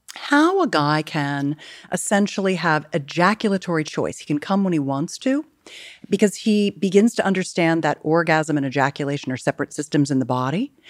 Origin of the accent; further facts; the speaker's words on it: California, United States; I'm a Californian